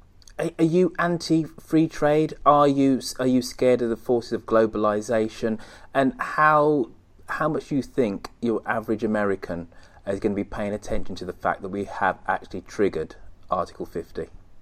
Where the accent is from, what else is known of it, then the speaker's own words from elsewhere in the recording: Birmingham, West Midlands, United Kingdom; my hometown of Birmingham